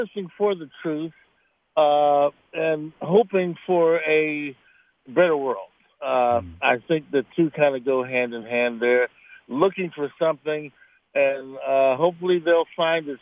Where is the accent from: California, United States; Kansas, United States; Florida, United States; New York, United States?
Florida, United States; South; now in Pittsburgh, United States; I grew up in South Florida. I live in Pittsburgh now